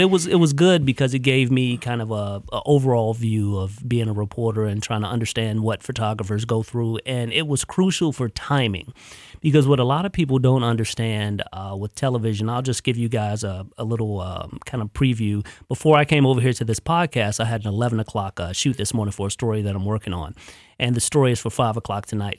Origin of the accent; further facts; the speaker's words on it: Chicago, Illinois, United States; moved away as an adult; also born or lived in Jackson, Mississippi; now in Columbus, United States; I'm from Chicago